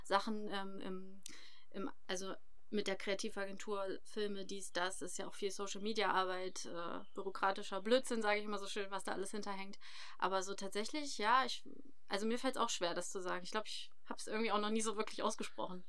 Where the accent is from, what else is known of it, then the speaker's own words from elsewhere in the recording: Harz, Germany; moved away as an adult; also born or lived in Hildesheim; dass das unsere Heimat ist, der Harz